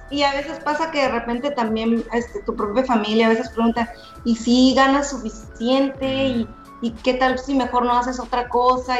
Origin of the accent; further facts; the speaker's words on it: Ensenada, Baja California, Mexico; Soy de Ensenada, California y me, y me tocó estudiar aquí